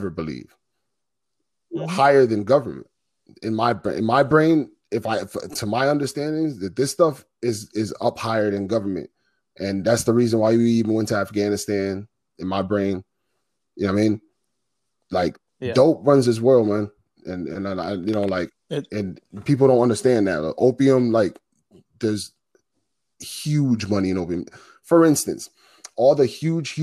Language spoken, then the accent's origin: English; New York, United States; moved away; also born or lived in Boston; I'm from New York